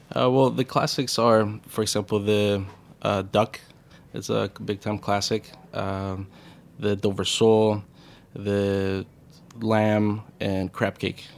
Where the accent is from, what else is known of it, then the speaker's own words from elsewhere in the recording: Puerto Peñasco, Sonora, Mexico; now in New York, United States; I grew up in, in, I was born in Mexico, uh, the Ciudad Cortes area, in a little town called, uh, Puerto Peñasco, also known in English as Rocky Point